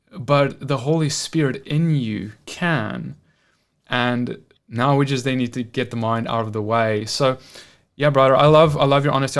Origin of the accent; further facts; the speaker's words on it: South Africa; moved away; I'm from South Africa where we have like, is it t, ten or twelve official languages